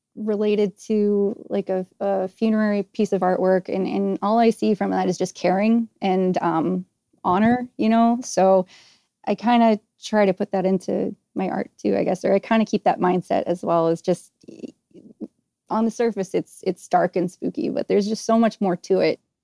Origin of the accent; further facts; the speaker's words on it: New Hampshire, United States; I grew up in New Hampshire